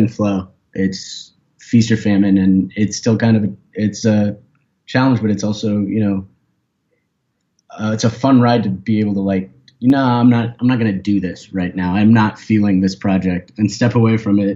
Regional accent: Portland, Oregon, United States; moved away as an adult; now in Seattle, United States; I grew up in Portland, Oregon

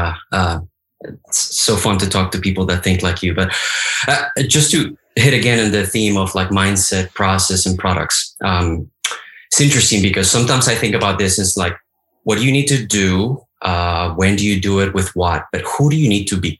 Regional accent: Colombia; moved away as an adult; now in United States; I was born in Colombia, as you know. I went to high school in Colombia. I went to two universities in Colombia. Then I came to the United States

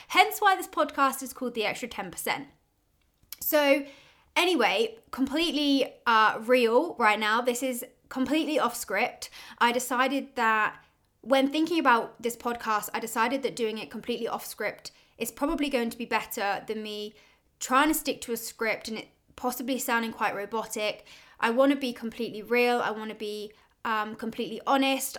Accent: Oxford, South East England, United Kingdom; I'm from Oxford in the UK

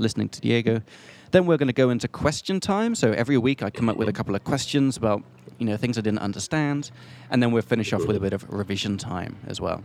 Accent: England, United Kingdom; now in Prague, Czech Republic; I'm from England

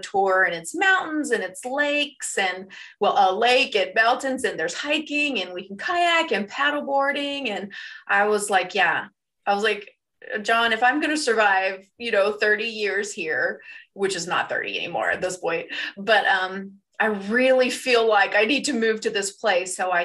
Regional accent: the South, United States; I'm from the South and had, you know, very Southern conservative Christian views

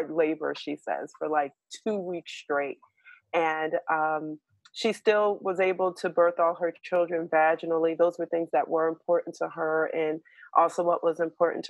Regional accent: New York City, New York, United States; I was born in New York City, in Harlem.

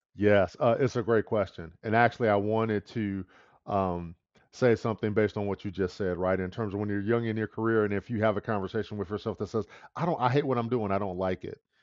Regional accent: Detroit, Michigan, United States; I was born and raised in the Midwest in Detroit, Michigan

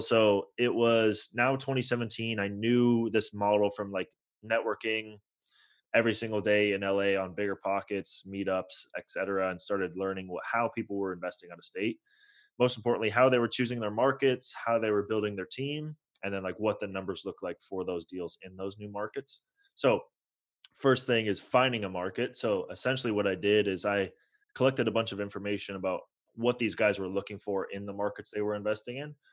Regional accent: Bay Area, California, United States; moved away as an adult; also born or lived in Toronto, Canada; now in Los Angeles, United States; I was born in Toronto, grew up in the Bay Area.

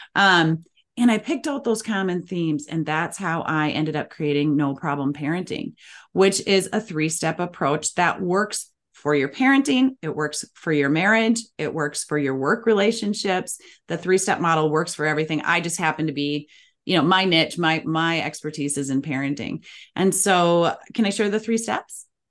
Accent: Minnesota, United States; as we say in the Midwest, I'm from Minnesota

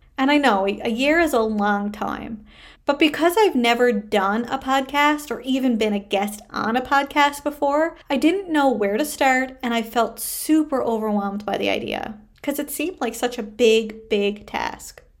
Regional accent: Canada; I am a Canadian social worker

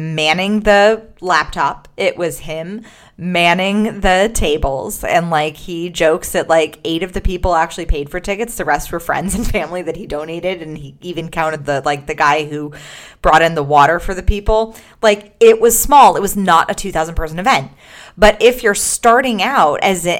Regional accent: Los Angeles, California, United States; also born or lived in Gold Coast, Australia; I am currently in the Gold Coast of Australia, not in my hometown of Los Angeles

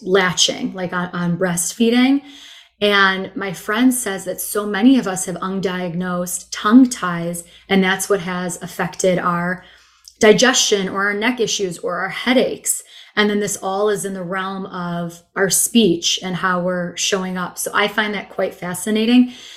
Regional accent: Chicago, Illinois, United States; also born or lived in Israel; now in Austin, United States; growing up in Chicago, I took Spanish my whole life in school

